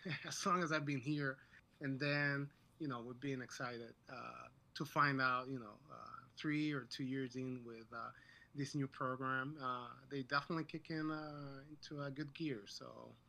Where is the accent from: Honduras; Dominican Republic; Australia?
Dominican Republic; moved away as an adult; now in Rochester, United States; I'm actually from Dominican Republic, and I moved here to the States, I want to say, 13 years ago.